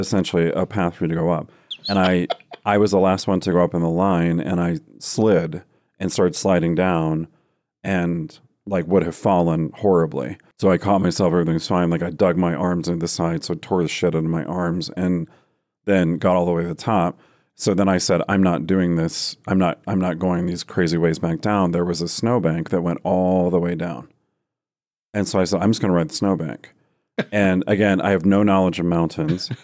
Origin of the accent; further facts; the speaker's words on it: Iowa, United States; also born or lived in Texas; now in Denver, United States; we moved to Texas when I was five, and then I think we were there for a total of t-, three years, and then we moved to Iowa, which is what I would consider my home state 'cause we'd lived there the longest